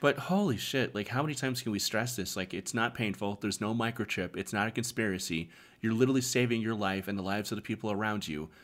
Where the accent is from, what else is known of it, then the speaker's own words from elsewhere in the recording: Arizona, United States; moved away as an adult; We all mostly grew up in Arizona. We've all kind of gone to separate states now